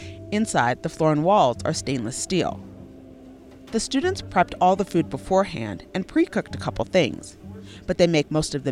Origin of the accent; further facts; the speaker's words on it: Denver, Colorado, United States; I grew up in Denver